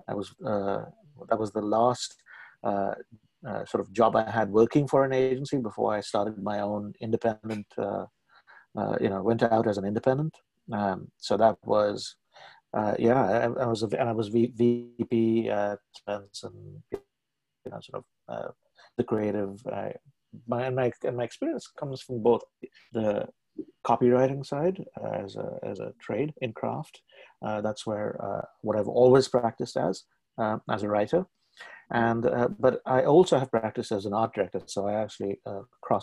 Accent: Mumbai, Maharashtra, India; moved away as an adult; also born or lived in Hong Kong; now in Toronto, Canada; I was born in Bombay, now called Mumbai, and I live was educated there, began my career in advertising there

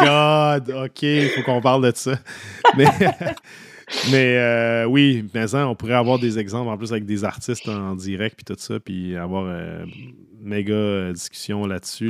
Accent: Saint-Augustin-de-Desmaures, Quebec, Canada; j'ai grandi à Saint-Augustin, en banlieue de Québec

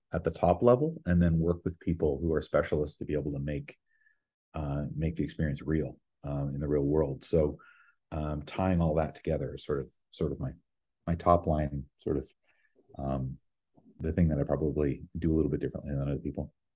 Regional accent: Ottawa, Ontario, Canada; moved away as an adult; also born or lived in Vancouver; now in New York, United States; I'm from Ottawa originally.

